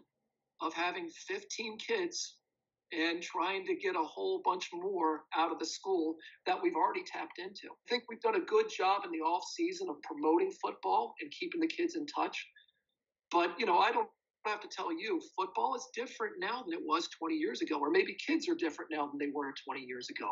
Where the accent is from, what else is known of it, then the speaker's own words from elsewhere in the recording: upstate New York, United States; moved away as an adult; also born or lived in Birmingham, England / Korea; now in Winnipeg, Canada; I'm an American, and I played high school football in upstate New York